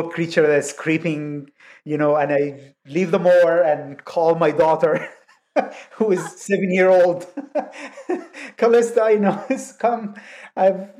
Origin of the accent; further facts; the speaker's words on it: Egypt; moved away; growing up in Egypt